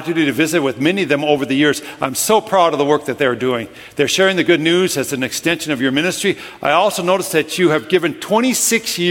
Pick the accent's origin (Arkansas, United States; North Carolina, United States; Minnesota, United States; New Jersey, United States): Minnesota, United States; I'm from Minnesota.